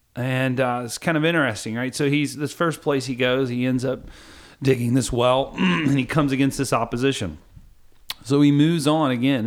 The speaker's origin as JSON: {"language": "English", "region": "Kentucky", "country": "United States", "said": "I'm from Kentucky"}